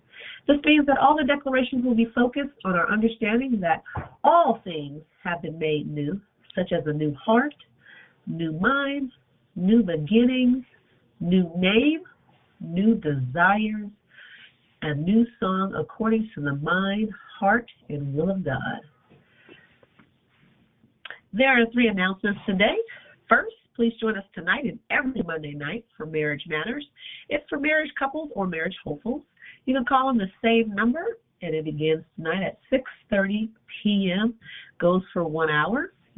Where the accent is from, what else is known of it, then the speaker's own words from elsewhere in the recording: Arizona, United States; from Arizona.